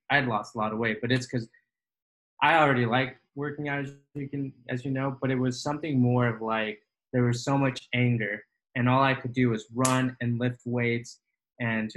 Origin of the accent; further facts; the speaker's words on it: Benjamin, Utah, United States; also born or lived in Orem, Utah; Benjamin, Utah. That's my hometown